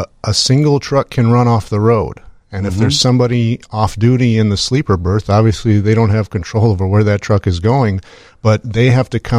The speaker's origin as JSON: {"language": "English", "town": "Detroit", "region": "Michigan", "country": "United States", "tie": "born or raised there", "moved": "as an adult", "lives_now": "Chicago, United States", "said": "I grew up just outside of Detroit, Michigan."}